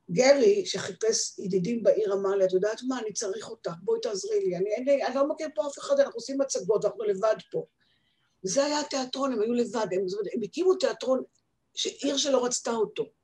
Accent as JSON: {"language": "Hebrew", "town": "Haifa", "region": "Haifa District", "country": "Israel", "lives_now": "Beersheba, Israel", "said": "בכל מקרה, אני באתי מחיפה."}